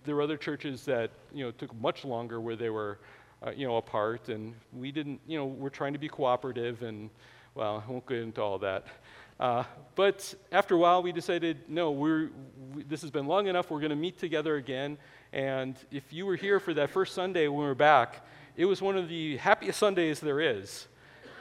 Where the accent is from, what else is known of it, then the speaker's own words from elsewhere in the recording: Wisconsin, United States; I was born in Wisconsin